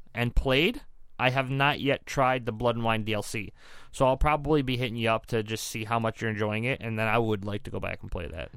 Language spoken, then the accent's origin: English; Detroit, Michigan, United States; we're here from the Metro Detroit area